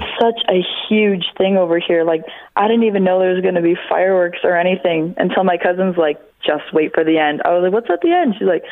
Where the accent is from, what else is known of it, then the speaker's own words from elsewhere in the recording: Ontario, Canada; I come from Ontario, Canada